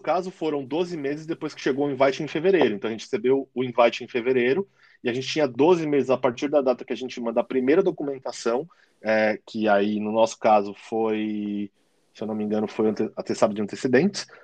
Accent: São Paulo, Brazil; moved away as an adult; now in Australia; Eu sou de São Paulo, né? A gente é de São Paulo

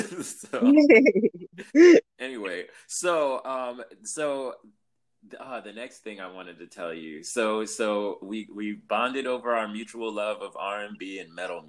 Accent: Los Angeles, California, United States; I grew up in Hollywood

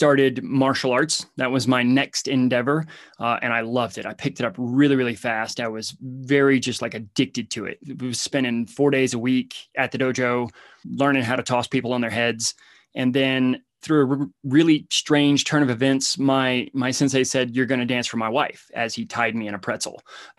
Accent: Alabama, United States; I come from Hicktown, Alabama, and basically came from the dirt

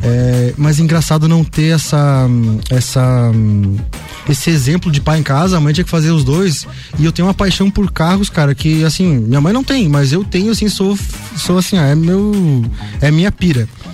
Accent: Campo Belo, Brazil; now in Lages, Brazil; eu vim de Campo Belo, né? Eu sou campobelense, estou em Lages há mais ou menos 13 anos

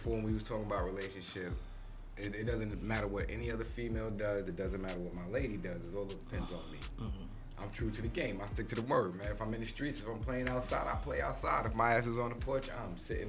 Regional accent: New York, United States; we from New York.

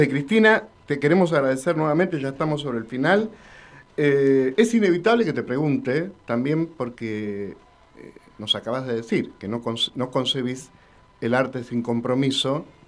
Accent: Argentina; Somos argentinos.

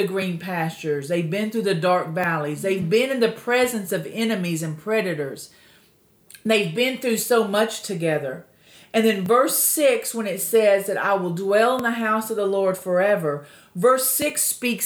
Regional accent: Texas, United States; I'm originally from Texas

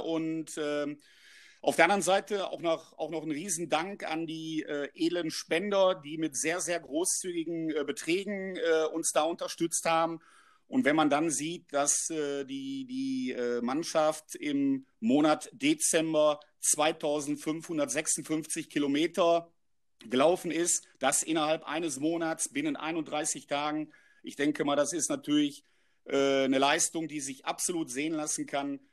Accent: Oberhausen, North Rhine-Westphalia, Germany; also born or lived in Nuremberg; bei meinem Heimat- äh, und auch Herzensverein Stärkrade 0607

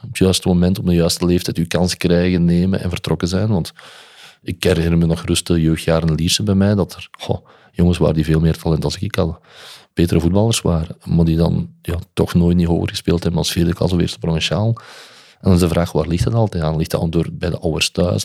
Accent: Olen, Flanders, Belgium; Maar ik ben dan van Westerlo, of van Olen dan

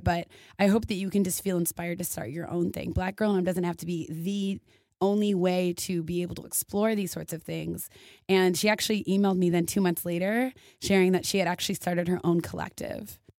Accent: Minneapolis, Minnesota, United States; moved away as an adult; also born or lived in Indiana; I am originally from Minneapolis, Minnesota.

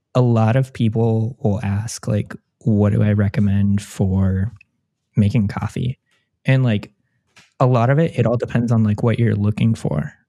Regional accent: Orange County, California, United States; moved away as an adult; now in Columbus, United States; growing up in Orange County

